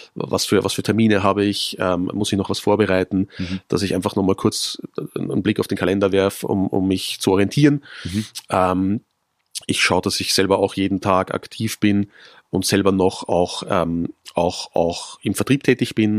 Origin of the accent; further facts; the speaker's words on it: Vienna, Austria; Kaffee ist für mich wichtig als, als gebürtiger Wiener